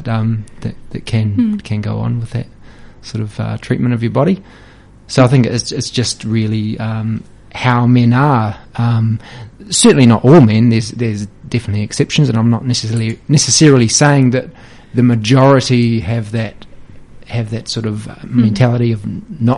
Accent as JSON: {"language": "English", "region": "Hawke's Bay", "country": "New Zealand", "tie": "born or raised there", "said": "I'm a Hawke's Bay local. I grew up in Hawke's Bay."}